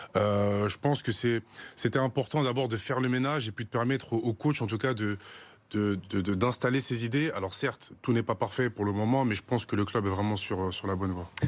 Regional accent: Paris suburbs, Île-de-France, France; je suis parisien, je suis ici de la, banlieue parisienne

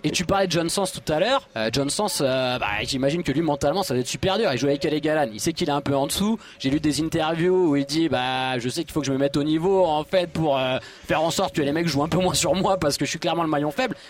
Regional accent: Bordeaux, Nouvelle-Aquitaine, France; je suis bordelais, je vis sur Bordeaux

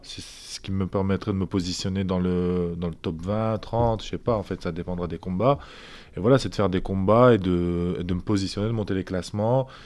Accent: Lille, Hauts-de-France, France; je suis de Lille

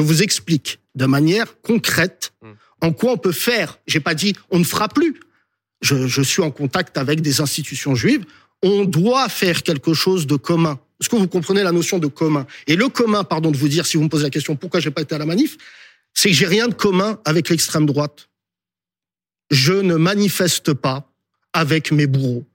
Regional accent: France; je suis français de confession musulmane

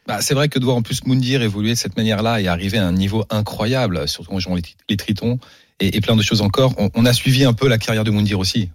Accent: Paris, Île-de-France, France; je suis né à Paris je suis d'ici

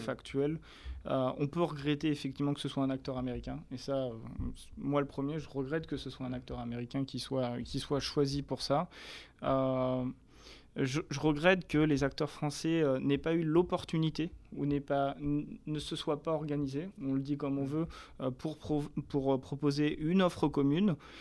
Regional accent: France; on est français

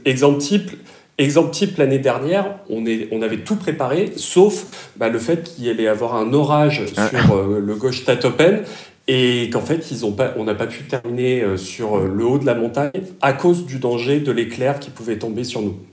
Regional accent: Réunion; also born or lived in Alfortville; now in Germany; je suis originaire de La Réunion à la base

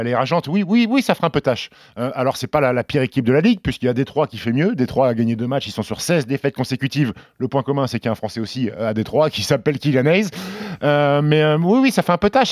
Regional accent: Annecy, Auvergne-Rhône-Alpes, France; also born or lived in Caen; je suis né à Caen et Annecy, parce que j'ai grandi à Annecy

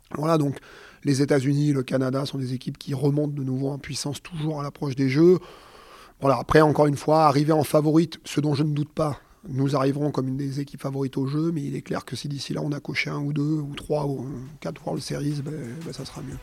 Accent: Auvergne-Rhône-Alpes, France; je suis auvergnat

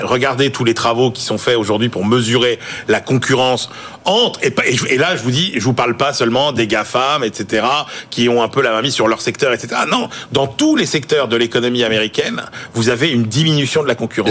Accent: France

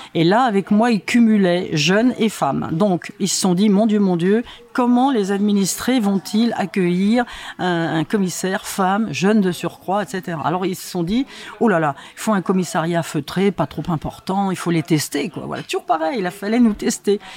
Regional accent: Vincennes, Île-de-France, France; chez moi à Vincennes

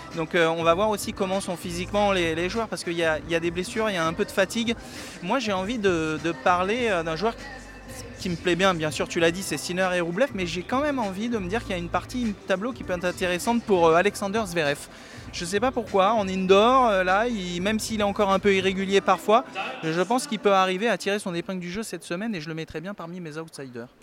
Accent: France; Nous personnellement en tant que Français

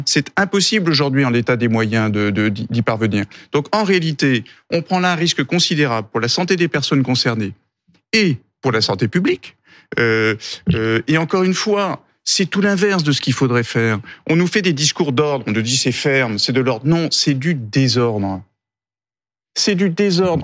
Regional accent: Nantes, Pays de la Loire, France; je viens d'un quartier de Nantes qui s'appelle Bellevue

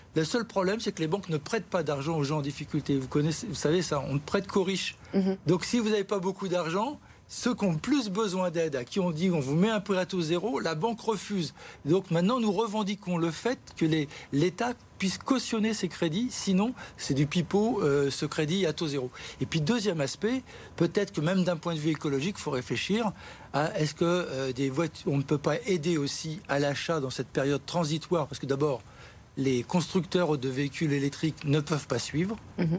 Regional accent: Gennevilliers, Île-de-France, France; je suis de Gennevilliers

